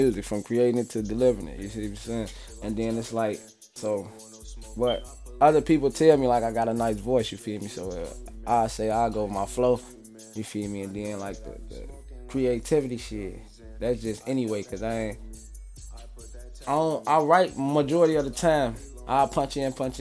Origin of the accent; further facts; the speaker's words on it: Chicago, Illinois, United States; also born or lived in South Side, Chicago; I'm from North Avenue and Lawler, but I stay south. I been staying south for a minute now, shit, since we moved out from west, from off Lawler